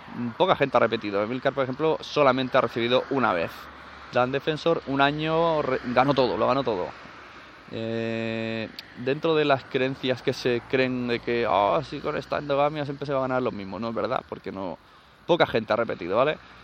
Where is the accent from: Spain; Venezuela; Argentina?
Spain; Catalonia; en mi pueblo tres asociaciones de sevillanas, que no creo que las haya, porque es Cataluña